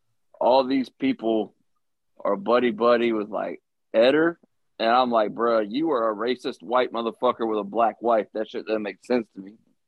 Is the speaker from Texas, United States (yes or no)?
no; Broadway, Virginia, United States; I would say I'm from Harrisonburg. But if you actually know, I'm from a small town like 15 minutes outside the city called Broadway.